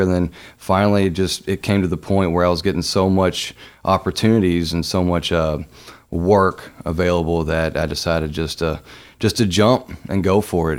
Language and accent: English; Louisville, Kentucky, United States; being born and raised in Louisville